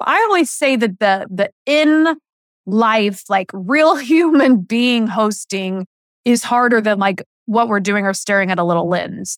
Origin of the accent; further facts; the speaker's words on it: Indiana, United States; moved away as an adult; I grew up in Indiana loving, loving sports